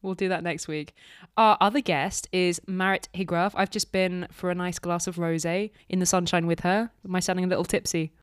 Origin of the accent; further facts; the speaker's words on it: United Kingdom; as proud British citizens